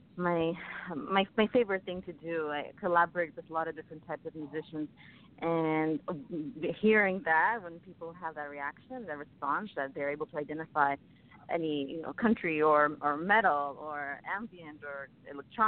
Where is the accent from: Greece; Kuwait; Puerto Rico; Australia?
Greece; moved away; I'm from Greece originally. I was born and raised there